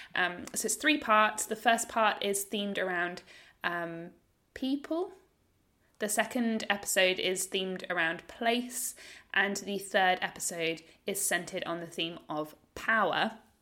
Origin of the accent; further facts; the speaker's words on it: United Kingdom; now in Australia; as a British person as well, living in Australia